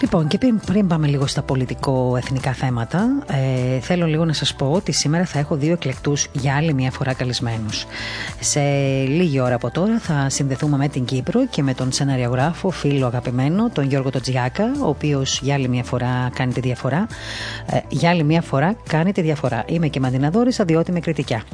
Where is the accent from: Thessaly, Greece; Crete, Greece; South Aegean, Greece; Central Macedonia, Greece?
Crete, Greece; το νησί μου